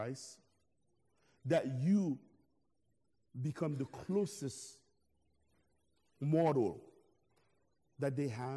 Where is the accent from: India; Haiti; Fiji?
Haiti; now in United States; I'm originally from Haiti